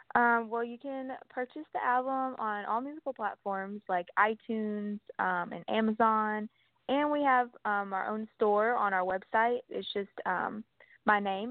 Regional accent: Texas, United States; I'm from Texas

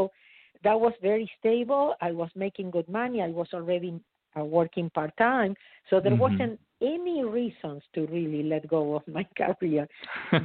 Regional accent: Argentina; moved away as an adult; now in United States; I was born in Argentina. I immigrated to United States in 1983, so 37 years ago

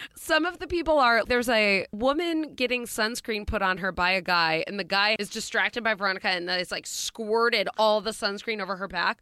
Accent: Schenectady, New York, United States; I'm from Schenectady.

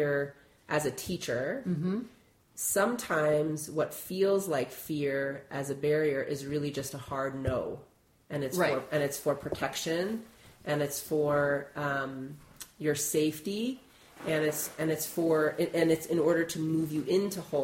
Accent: Illinois, United States; I'm from Illinois

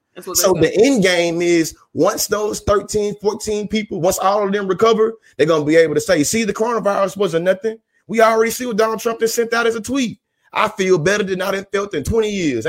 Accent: the South, United States; I'm born and raised in the South. I only know the South

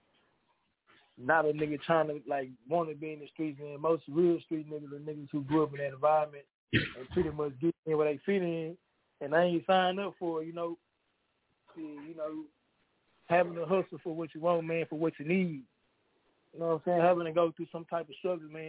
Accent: Houston, Texas, United States; I'm from H-Town, man, Houston, Texas

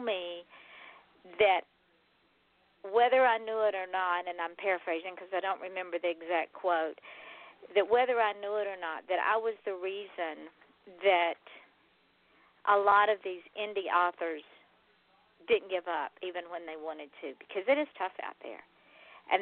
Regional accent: Georgia, United States; now in South Florida, United States; I am from Georgia, born, raised, reared, and then I left. I only left because I came to South Florida

